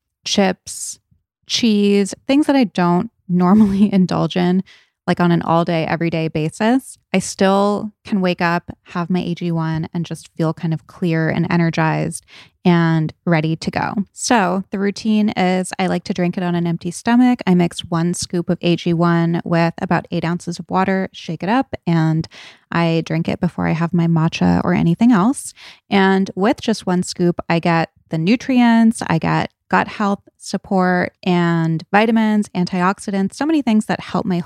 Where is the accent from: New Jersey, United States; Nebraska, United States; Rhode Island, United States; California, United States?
Rhode Island, United States; I did not go to Brown, but I did a lot of partying there because I grew up in Rhode Island and I went to high school in Providence and a lot of my friends went to Brown.